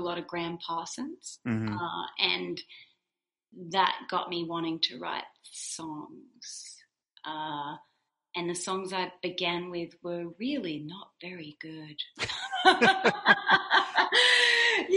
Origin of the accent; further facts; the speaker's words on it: Wagga Wagga, New South Wales, Australia; moved away; I worked in a local bakery in a small regional town in Australia called Wagga Wagga